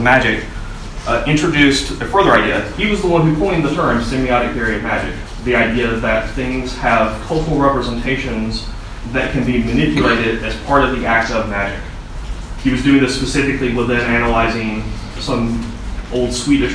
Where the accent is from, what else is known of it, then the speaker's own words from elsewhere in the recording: southern United States, United States; accent: slight southern; my slight southern accent